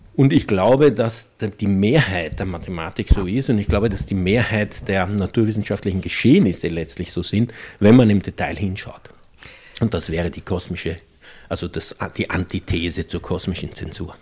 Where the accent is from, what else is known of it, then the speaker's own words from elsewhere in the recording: Austria; accent: Austrian dialect; ich habe sie plötzlich im österreichischen Dialekt angeredet